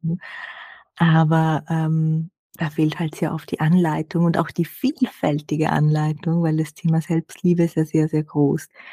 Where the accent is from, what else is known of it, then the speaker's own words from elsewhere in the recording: Austria; bei uns in Österreich